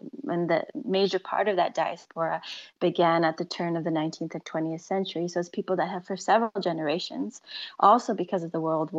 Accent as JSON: {"language": "English", "country": "Canada", "tie": "born or raised there", "also_born_or_lived": "Slovakia / United States", "said": "I was born in Slovakia, but as a small child, my family moved to the New World. So I grew up in Canada and later in the United States"}